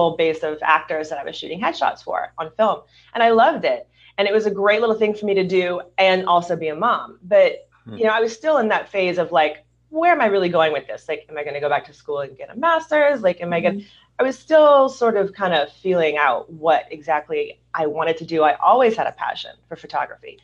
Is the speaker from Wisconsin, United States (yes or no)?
no; Louisiana, United States; also born or lived in Hollywood, California; now in Southern California, United States; I'm originally from Louisiana